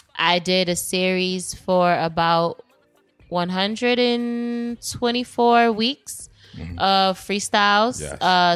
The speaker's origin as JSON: {"language": "English", "town": "Boston", "region": "Massachusetts", "country": "United States", "said": "I am from Roxbury. I am a Boston Femcee."}